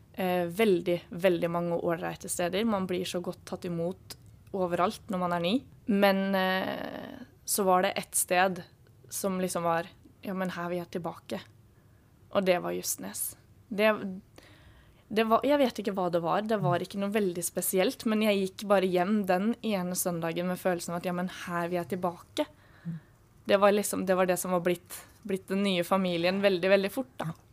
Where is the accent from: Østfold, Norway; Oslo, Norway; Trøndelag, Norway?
Østfold, Norway; Halden; moved away as an adult; now in Kristiansand, Norway; jeg kommer fra Halden, og Halden er et lite sted